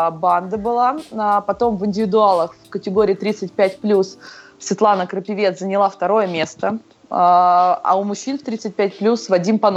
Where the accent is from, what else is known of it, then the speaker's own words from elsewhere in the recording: Donetsk Oblast, Ukraine; also born or lived in Crimea; все детство я провела в Крыму, в Донецкой области, и как бы уже тогда закладывался у меня фундамент.